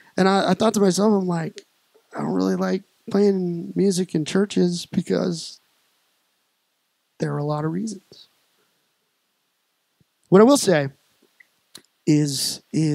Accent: Colorado Springs, Colorado, United States; now in Peoria, United States; I was raised in Colorado Springs

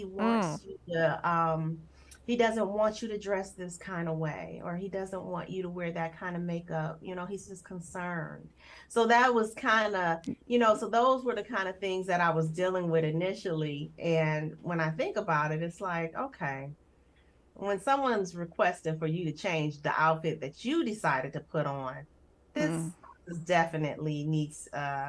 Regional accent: Detroit, Michigan, United States; So my home life was primarily with my mother. My mom and my dad, they did not marry. So it was my mother and I for a while, and then she remarried.

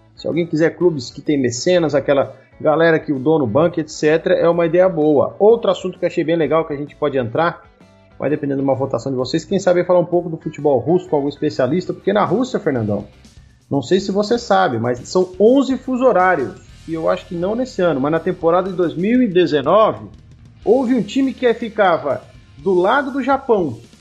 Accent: Tubarão, Santa Catarina, Brazil; now in Paraná, Brazil; lá da minha cidade, de onde eu vim. Nós temos o Ercílio Luz, que é o maior da cidade

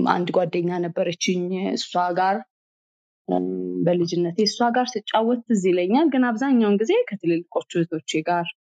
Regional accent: Addis Ababa, Ethiopia; አዲስ አበባ ነው ተወልጄ ያደግኩት

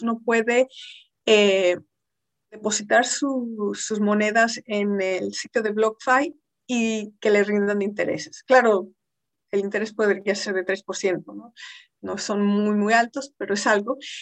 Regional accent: Mexico; Siendo mexicana

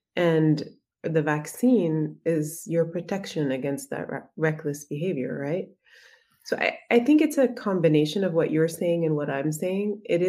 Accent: Egypt; I mean, you come from Brazil, I come from Egypt.

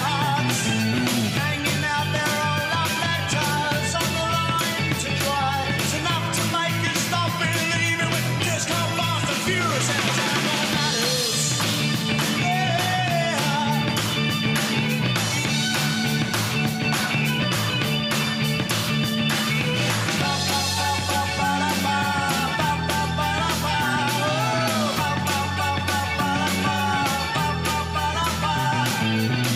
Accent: Scotland, United Kingdom; I'm Scottish.

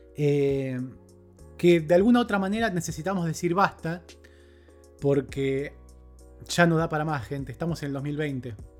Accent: Argentina; Como sociedad argentina hemos estado criticando y reprochando esto durante gran parte de este año

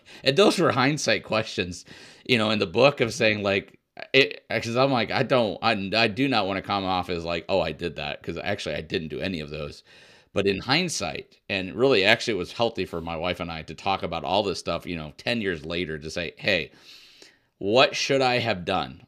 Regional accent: Illinois, United States; moved away as an adult; also born or lived in Indiana / New Mexico; I grew up in the Midwest in, in Illinois

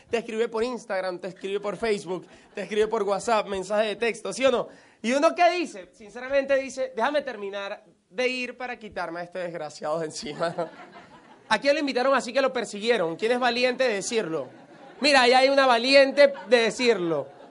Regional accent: Venezuela; moved away as an adult; also born or lived in United States; me he devuelto a Venezuela

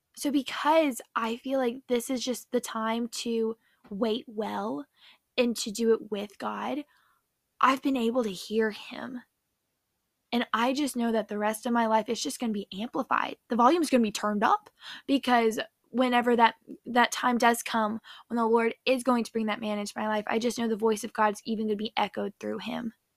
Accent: Nashville, Tennessee, United States; now in Orlando, United States; I'm from Nashville, Tennessee, currently live in Orlando.

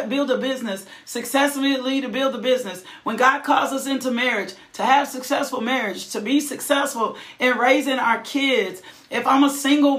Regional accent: the South, United States; I'm from the South

